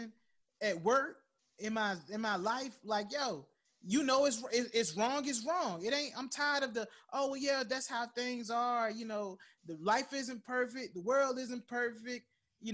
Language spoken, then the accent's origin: English; United States; I love being an American